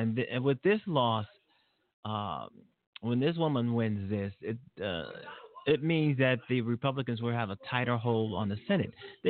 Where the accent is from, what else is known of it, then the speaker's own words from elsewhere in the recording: Mississippi, United States; born there; You know, they tell me I was born in Mississippi, and I'm kind of embarrassed about Mississippi and some other states in the South.